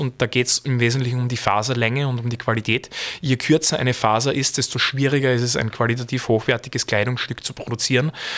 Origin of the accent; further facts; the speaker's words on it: Feldbach, Styria, Austria; ich komme aus Feldbach